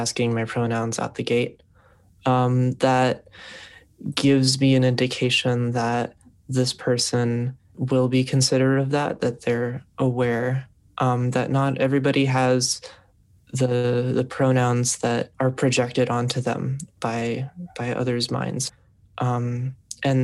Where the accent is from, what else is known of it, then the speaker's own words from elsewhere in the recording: New York City, New York, United States; My background is I'm from Brooklyn